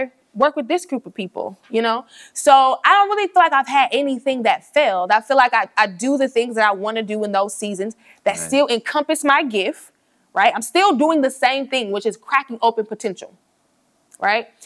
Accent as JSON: {"language": "English", "town": "Atlanta", "region": "Georgia", "country": "United States", "tie": "born or raised there", "also_born_or_lived": "New York / Tuskegee, Alabama", "moved": "as an adult", "lives_now": "Birmingham, United States", "said": "I was born in New York. I was raised in Atlanta."}